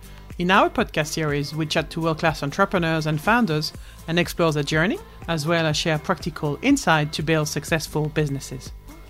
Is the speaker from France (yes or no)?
yes; France; now in United Kingdom